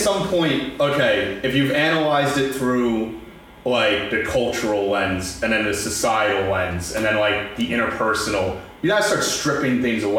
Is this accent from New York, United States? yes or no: yes; New York, United States; we're all from New York.